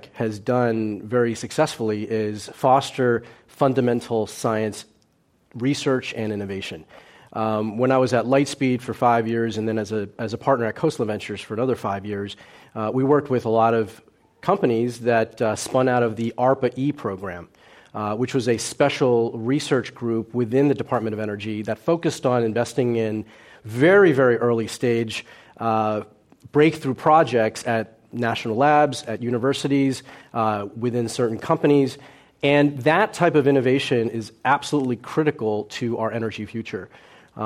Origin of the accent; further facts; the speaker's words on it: Bucks County, Pennsylvania, United States; first language Cantonese; English is a second language; also born or lived in New York City, New York; they settled in a little hamlet in Bucks County, Pennsylvania